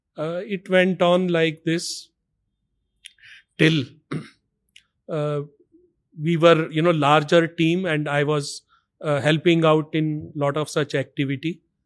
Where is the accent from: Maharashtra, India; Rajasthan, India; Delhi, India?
Delhi, India; I was born and brought up in Delhi.